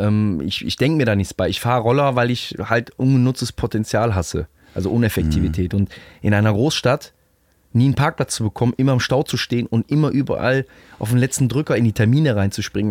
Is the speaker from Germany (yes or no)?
yes; Rhineland, Germany; bei uns im Rheinland